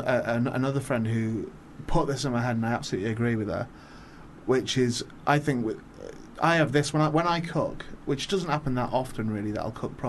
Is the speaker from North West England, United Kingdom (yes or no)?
yes; Warrington, North West England, United Kingdom; Because I'm from, I was born in Warrington, and I was sent from St. Helens because I'm Northwest and I follow Saints and that.